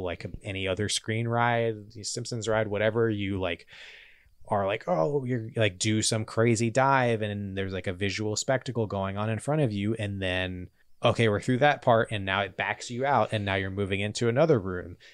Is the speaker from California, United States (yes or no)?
no; Charlotte, North Carolina, United States; now in Los Angeles, United States; growing up around Charlotte in a city kind of in the South